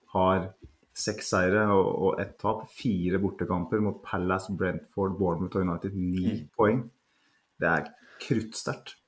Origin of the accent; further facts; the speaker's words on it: Norway; Jeg er norsk